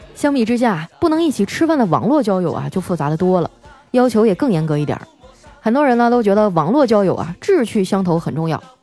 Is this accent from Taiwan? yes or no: no; Harbin, Heilongjiang, China; now in Shanghai, China; 前两天啊，我老家的表哥来上海看我。也不知道咋想的，穿个羽绒服就来了。不过这事儿啊，也不能全赖他，毕竟哈尔滨现在的气温呢还在零下呢。